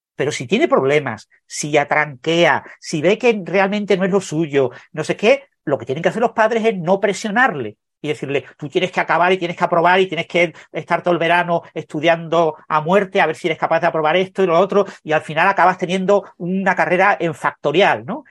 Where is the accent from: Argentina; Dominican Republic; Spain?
Spain; Mijas, Andalusia; moved away as an adult; also born or lived in Madrid; yo nací en Mijas, es un pueblo pequeño de la costa eh, sur de, de Málaga